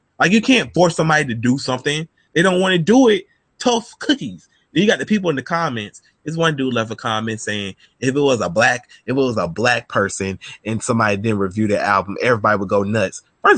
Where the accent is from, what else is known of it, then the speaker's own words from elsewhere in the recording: Philadelphia, Pennsylvania, United States; I'm from Philly. Will we bang them hammers?